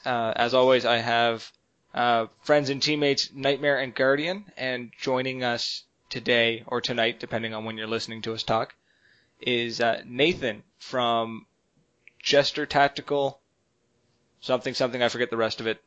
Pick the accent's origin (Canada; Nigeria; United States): Canada; Oromocto, New Brunswick; moved away; you're actually in my hometown